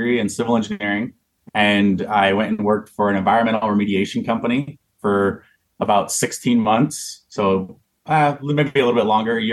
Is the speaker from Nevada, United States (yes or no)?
yes; Las Vegas, Nevada, United States; moved away as an adult; also born or lived in Corvallis, Oregon; I'd lived in Vegas since I was five. I was 18 years old.